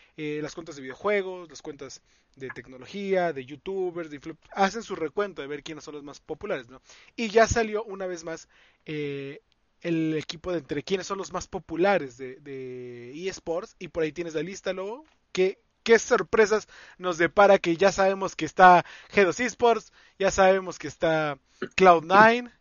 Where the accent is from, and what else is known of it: Mexico